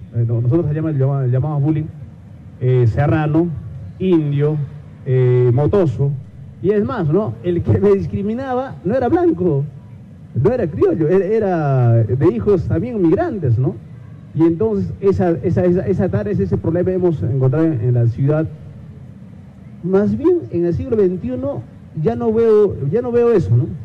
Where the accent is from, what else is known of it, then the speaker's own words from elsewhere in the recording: Pfocochala, Chumbivilcas, Cusco, Peru; first language Quechua; Spanish is a second language; now in Arequipa, Peru; vengo de, una de un anexo que se llama Focochala